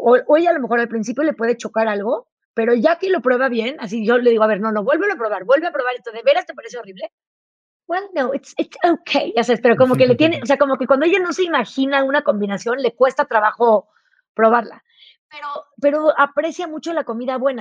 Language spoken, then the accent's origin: Spanish; Tepoztlán, Morelos, Mexico; also born or lived in Chihuahua; yo crecí en, Tepoztlán, en Morelos